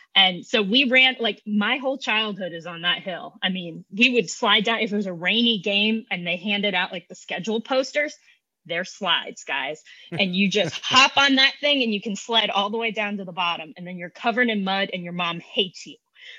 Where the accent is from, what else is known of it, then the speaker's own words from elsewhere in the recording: Columbia, Missouri, United States; Columbia, Missouri. Go Tigers!